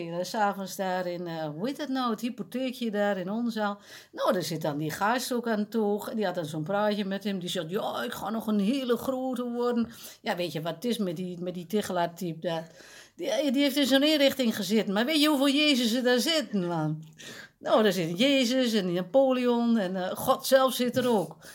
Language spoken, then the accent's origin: Dutch; Overijssel, Netherlands; Ja, bij ons in Twente stemt niemand op die kwaas hoor.